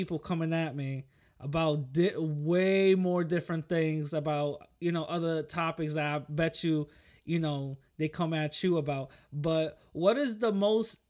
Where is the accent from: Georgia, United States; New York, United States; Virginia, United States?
New York, United States; I'm from New York, so we got our own little, you know, we got our own little way of, you know, talking